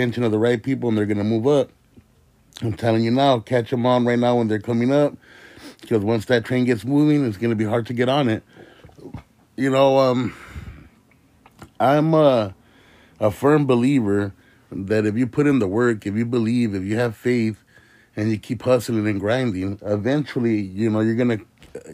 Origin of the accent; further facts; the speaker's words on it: Indio, California, United States; I'm from the Coachella Valley. I'm here from my little city of Indio